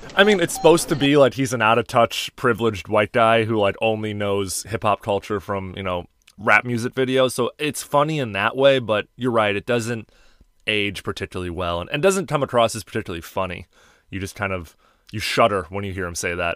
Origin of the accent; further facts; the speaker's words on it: Chicago, Illinois, United States; I grew up in Chicago